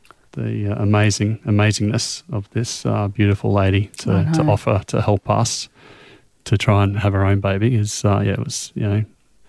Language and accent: English; Australia; it's so difficult just as an Australian to...